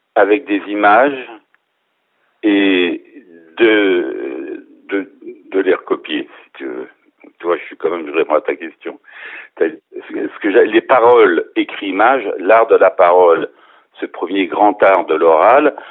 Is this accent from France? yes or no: yes; near Arnay-le-Duc, Bourgogne-Franche-Comté, France; moved away; à côté d'où moi je suis originaire, à côté d'Arnette duc